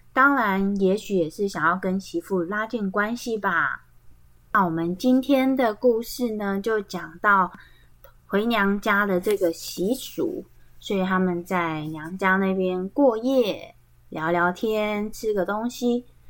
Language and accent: Chinese; Tai'an Township, Miaoli County, Taiwan; 他们是在苗栗滩，像其实就是在我们家旁边，哦，对，我们的老家都在旁边而已哦